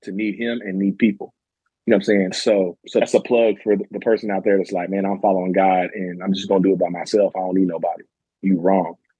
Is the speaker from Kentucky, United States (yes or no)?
yes; Murray, Kentucky, United States; also born or lived in Madisonville, Kentucky; I'm from Madisonville, Kentucky. I actually grew up in Murray, Kentucky